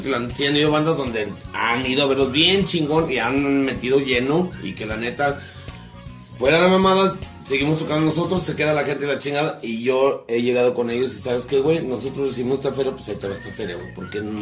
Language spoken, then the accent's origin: Spanish; Ciudad Manuel Doblado, Guanajuato, Mexico; también somos de Ciudad Manuel Doblado, claro que sí, Muni, pues.